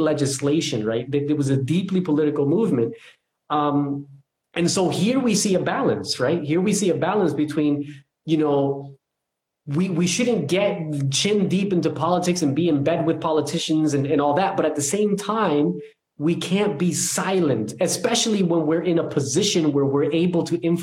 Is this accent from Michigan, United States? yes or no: no; New Jersey, United States; I'm from New Jersey